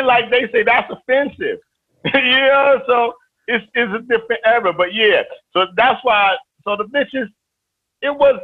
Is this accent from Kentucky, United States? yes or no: no; New York City, New York, United States; I'm from East New York. I'm from the crack era